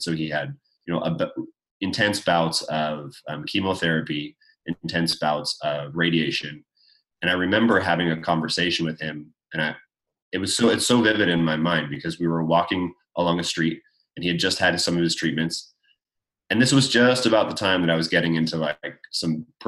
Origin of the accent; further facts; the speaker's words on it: Canada; I grew up in Canada